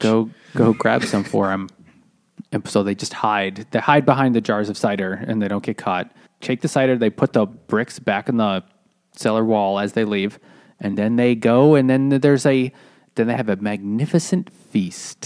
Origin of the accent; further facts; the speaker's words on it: New England, United States; growing up in New England